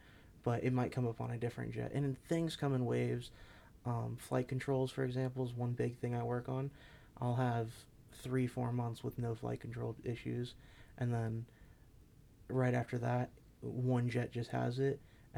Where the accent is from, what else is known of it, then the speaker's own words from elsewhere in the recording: Hawaii, United States; born there; also born or lived in Louisiana / Southern California / Florida; So I was military child. I moved around a lot. I was born in Hawaii, moved to Louisiana, back to Hawaii.